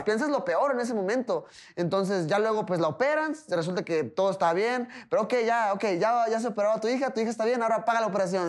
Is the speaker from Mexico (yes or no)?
yes; Tijuana, Baja California, Mexico; soy mexicano, pero pues Tijuana no tiene alturas a nivel del mar